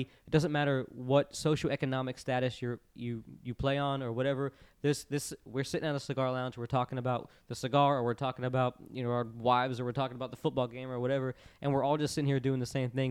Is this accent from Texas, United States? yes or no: no; Florida, United States; I grew up in Florida